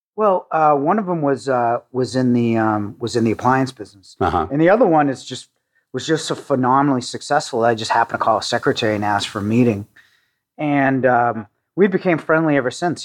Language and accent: English; Needham, Massachusetts, United States; I grew up in a suburb of Boston in uh, Needham, Massachusetts.